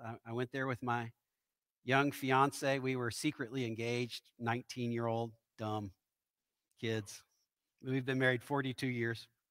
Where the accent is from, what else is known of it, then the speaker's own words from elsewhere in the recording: Owensboro, Kentucky, United States; moved away as an adult; also born or lived in Memphis; I grew up in Western Kentucky in Owensboro.